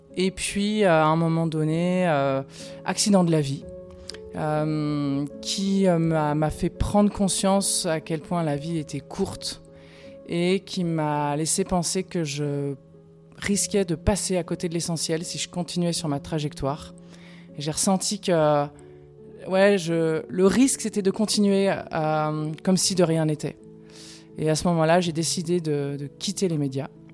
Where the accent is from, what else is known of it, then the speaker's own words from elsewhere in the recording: Paris, Île-de-France, France; also born or lived in Prague, Czech Republic; now in Lyon, France; j'ai grandi à Paris